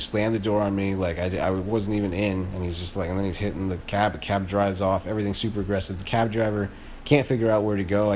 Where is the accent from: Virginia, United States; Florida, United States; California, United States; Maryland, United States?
Florida, United States; now in New York, United States; I live in New York right now, I'm from Florida originally